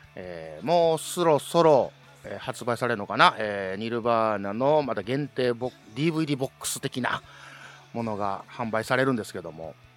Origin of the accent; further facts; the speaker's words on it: Kansai, Japan